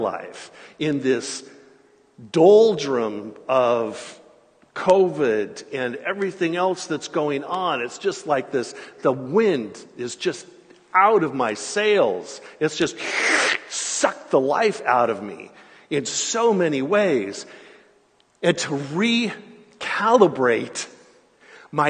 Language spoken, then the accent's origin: English; California, United States; growing up in California and being in ministry in Southern California